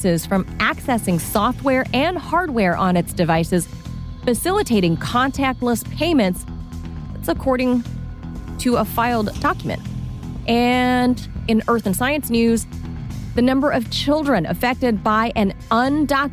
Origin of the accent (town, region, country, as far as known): Los Angeles, California, United States; born or raised there